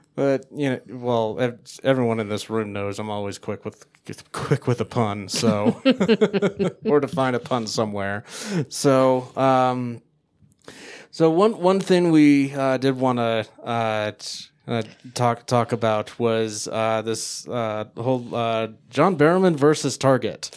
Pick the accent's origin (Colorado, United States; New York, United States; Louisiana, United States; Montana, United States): Colorado, United States; Denver; I didn't leave my hometown